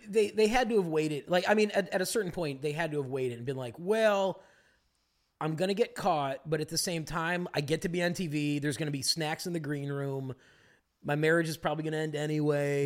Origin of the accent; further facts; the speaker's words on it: Glenview, Illinois, United States; now in Los Angeles, United States; She works in Glenview, where I'm from in Chicago